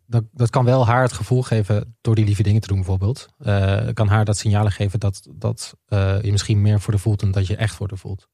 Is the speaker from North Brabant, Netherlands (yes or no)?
no; Twente, Overijssel, Netherlands; moved away; in Twente noemen, waar ik vandaan kom?